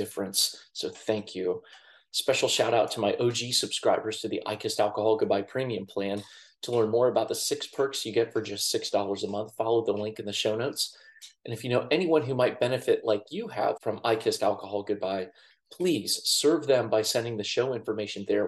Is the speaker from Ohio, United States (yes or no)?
yes; Columbus, Ohio, United States; my hometown of Columbus, Ohio